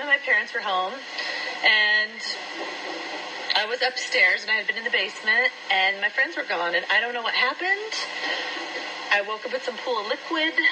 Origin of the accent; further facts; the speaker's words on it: Iowa, United States; also born or lived in San Diego; now in Orange County, United States; I was raised in Iowa